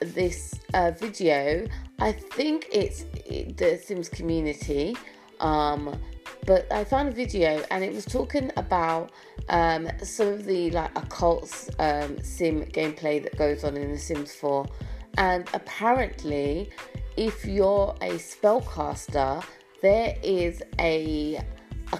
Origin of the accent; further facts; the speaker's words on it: United Kingdom; As a British person